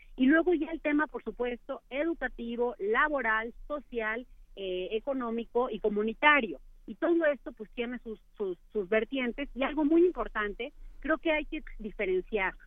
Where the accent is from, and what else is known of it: Mexico